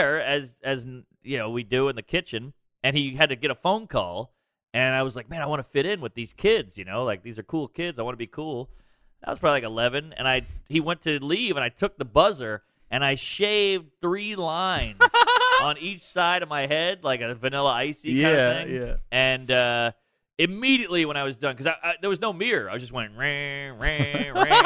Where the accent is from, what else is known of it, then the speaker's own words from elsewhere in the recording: New Orleans, Louisiana, United States; I grew up in the Marigny, right outside the French Quarter